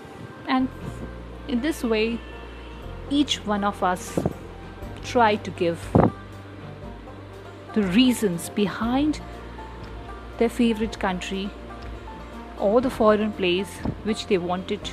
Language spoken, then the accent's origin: English; India; being an Indian